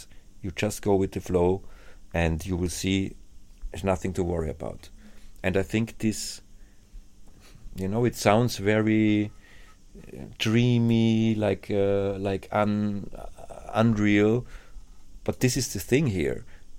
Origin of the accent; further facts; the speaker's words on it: Vienna, Austria; Because I think back then when I came from Vienna, and when I was young and I played my gigs, my ego was also very, very high.